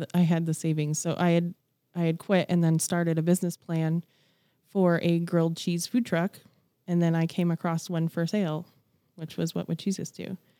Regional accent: Broomfield, Colorado, United States; I grew up in Broomfield, Colorado, so I'm a born and raised native

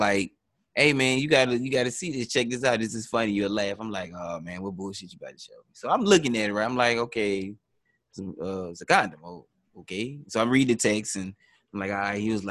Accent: Deep South, United States; I'm from the deep south

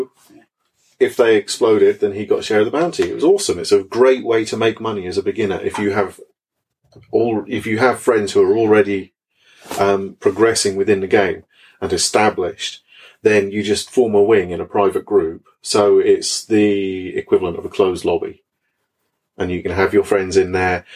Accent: Norfolk, East of England, United Kingdom; I'm from Norfolk

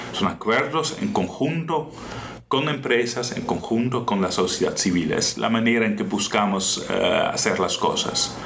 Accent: Netherlands; Spanish is a second language; moved away as an adult; now in Costa Rica; como padre, como soy yo, como esposo, que soy yo también, como holandés.

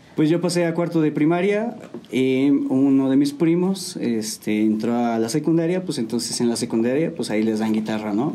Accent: San Juan del Río, Querétaro, Mexico; Soy de aquí de San Juan del Río. Este, mis papás igual son de aquí. Todos somos de aquí.

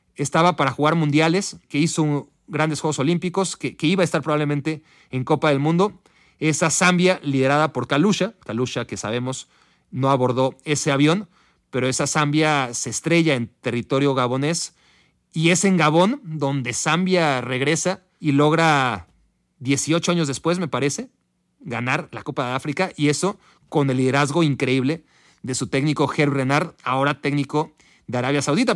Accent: Mexico; para nosotros como mexicanos, la mayoría de nosotros como mexicanos

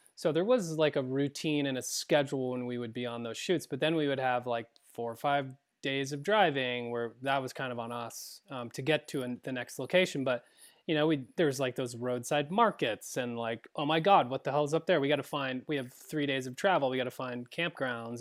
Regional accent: Vermont, United States; moved away; growing up in Vermont, uh, my brother is still back there

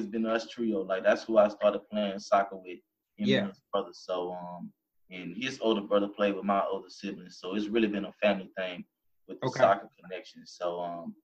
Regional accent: Baton Rouge, Louisiana, United States; growing up in Baton Rouge, Louisiana

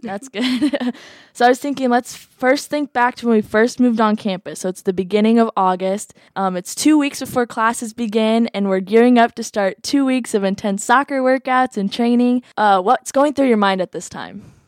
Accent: Iowa City, Iowa, United States; I'm from Iowa City, Iowa.

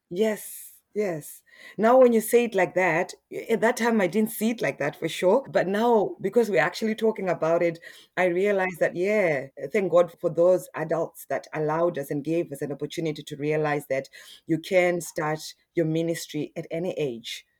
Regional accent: Harare, Zimbabwe; now in Australia; I'm originally from Zimbabwe. Yeah, in Harare, and, uh, yeah, and I moved in, I moved to Australia in two thousand and six.

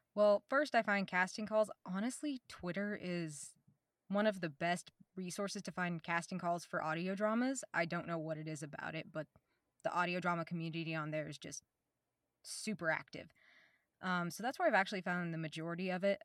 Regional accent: Oklahoma, United States; I'm from Oklahoma. like the little bio said, I, uh, I born here, raised here in the middle of the woods

